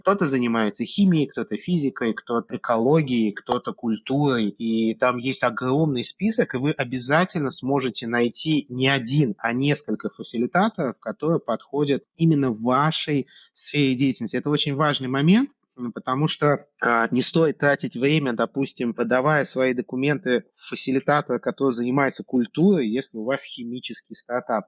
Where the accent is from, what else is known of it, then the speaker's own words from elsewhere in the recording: Tashkent, Uzbekistan; moved away as an adult; also born or lived in Russia / United States; now in The Hague, Netherlands; Я вообще родился в Узбекистане, в Ташкенте